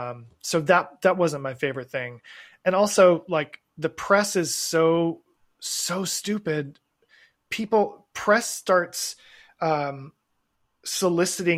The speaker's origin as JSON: {"language": "English", "town": "Asheville", "region": "North Carolina", "country": "United States", "said": "I'm from Asheville, North Carolina"}